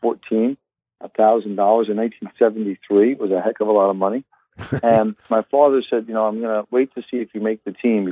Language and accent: English; Long Island, New York, United States; I grew up initially in the South Shore of Long Island, and then later on in life moved over across the island to the North Shore of Long Island, where I currently live